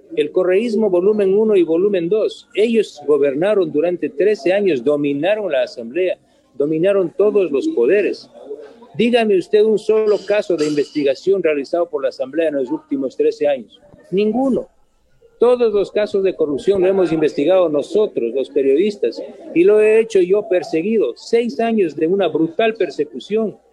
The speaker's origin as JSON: {"language": "Spanish", "region": "Chimborazo", "country": "Ecuador", "said": "como chimboracense, como ecuatoriano, como periodista"}